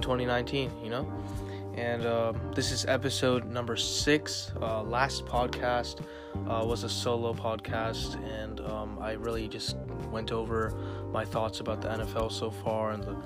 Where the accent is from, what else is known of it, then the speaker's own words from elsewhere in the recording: Virginia, United States; also born or lived in Fairfax, Virginia / Ashburn, Virginia; I have lived in Virginia my whole life. I haven't lived anywhere else